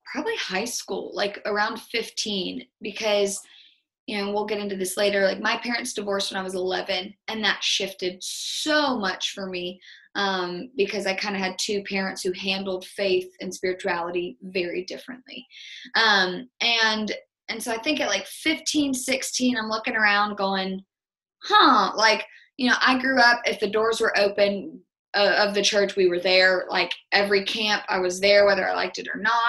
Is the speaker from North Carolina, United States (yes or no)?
yes; North Carolina, United States; we're from North Carolina